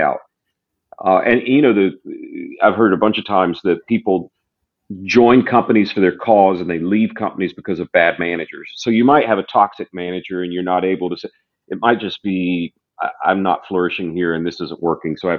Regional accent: the South, United States; I was raised in the South

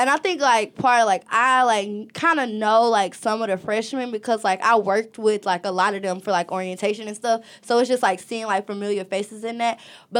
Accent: Pennsylvania, United States; I'm from Pennsylvania.

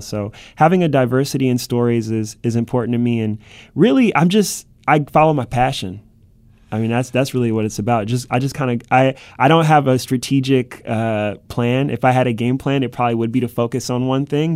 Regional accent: Cleveland, Ohio, United States; moved away as an adult; now in New York City, United States; this is my hometown this is my backyard

